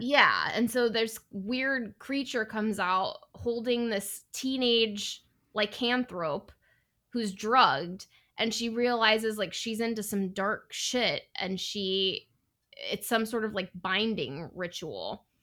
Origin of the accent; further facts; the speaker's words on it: Northern California, United States; I'm from Northern California